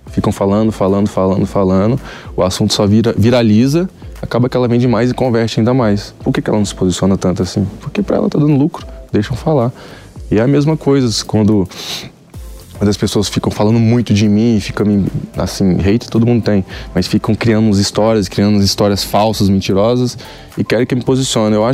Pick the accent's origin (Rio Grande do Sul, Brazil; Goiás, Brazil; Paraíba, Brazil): Goiás, Brazil; Goiânia; now in São Paulo, Brazil; Eu era anônimo, saí de Goiânia, tive que mudar para São Paulo justamente por, por, um de, por esses motivos, entendeu? Por, se eu morasse em Goiânia hoje